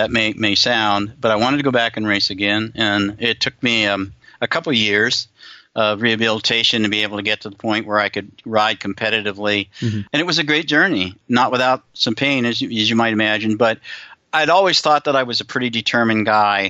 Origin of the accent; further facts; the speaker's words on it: Southern California, United States; moved away; also born or lived in Denver; I grew up in Southern California. I know I've emigrated to the other part of the world